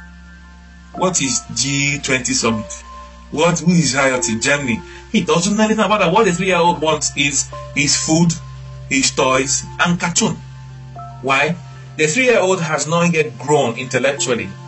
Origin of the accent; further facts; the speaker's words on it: Nigeria; moved away; growing up in Nigeria, my primary school, they used to do what they call quantitative aptitude